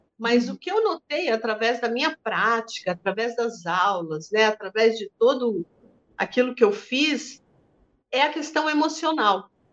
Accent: Brazil; lá em Tararé, na cidade onde eu nasci, no colégio de freiras, onde eu estudei

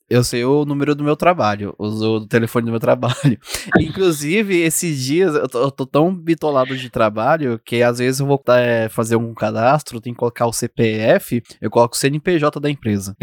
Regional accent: São Paulo, Brazil; como sou de São Paulo, já fiz muita pesquisa lá

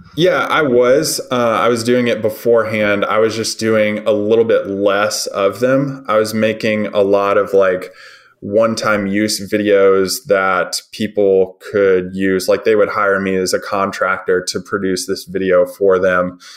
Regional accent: Nashville, Tennessee, United States; now in West Tennessee, United States; I was born and raised in Nashville, Tennessee

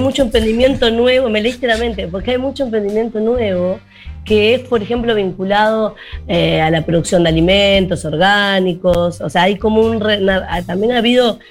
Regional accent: Montevideo, Uruguay; now in Rocha, Uruguay; como montevideana que vivo hace 10 años en Rocha

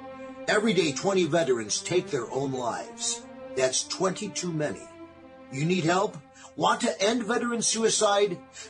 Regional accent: New York, United States; You know, I'm from New York. I'm used to New York-style pizza.

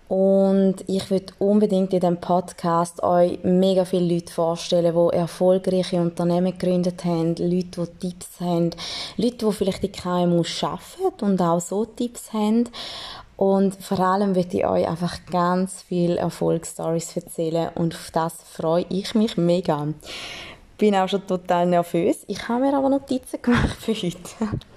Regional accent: St. Gallen, Switzerland; Man hört es vielleicht leicht, ich bin aus dem Toggenburg, einfach, dass das schon mal draußen ist.

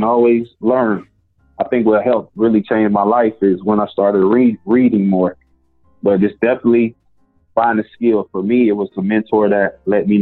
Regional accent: the South, United States; I'm from the South

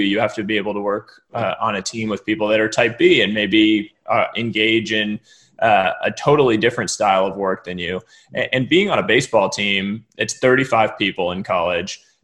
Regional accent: Cambridge, Massachusetts, United States; moved away as an adult; now in Palo Alto, United States; family lives in Boston, Massachusetts, where I grew up. My father's a professor at at Harvard University, uh, so I grew up right just outside Cambridge.

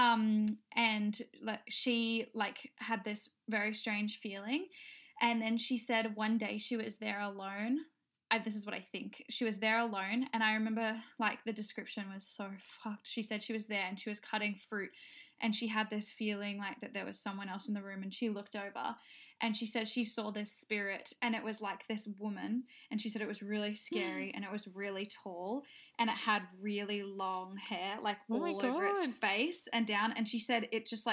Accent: Noosa, Queensland, Australia; also born or lived in Bali; we grew up together in Noosa

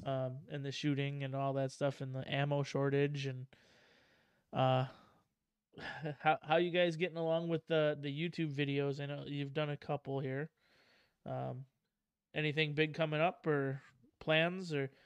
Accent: Wisconsin, United States; I'm from Wisconsin

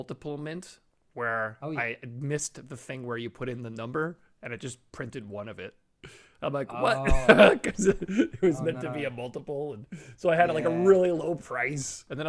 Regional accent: Canada; So you know I am Canadian

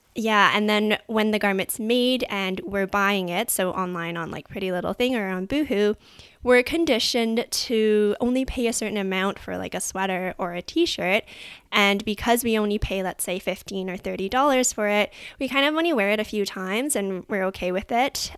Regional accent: Vancouver, British Columbia, Canada; I grew up in Vancouver, Canada

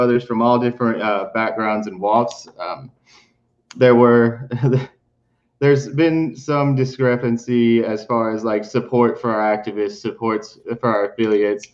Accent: West Virginia, United States; also born or lived in Appalachia; I'm from Appalachia. I was born in West Virginia.

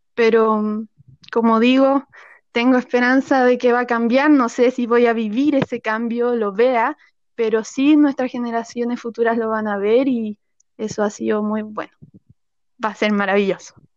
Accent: Chile; also born or lived in Santiago; mi país

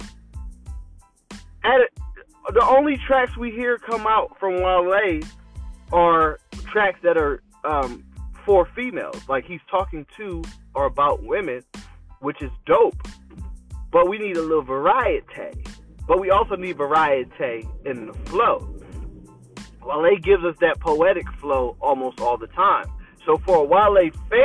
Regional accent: Philadelphia, Pennsylvania, United States; moved away; I'm from Philly

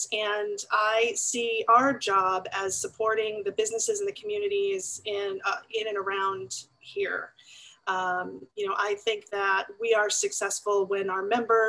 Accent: Valley Stream, New York, United States; accent: New York; I actually grew up in New York on Long Island, as I used to sound, I think, a long, long time ago with my New York accent. And I grew up in Valley Stream, which is on the flight plan of JFK Airport

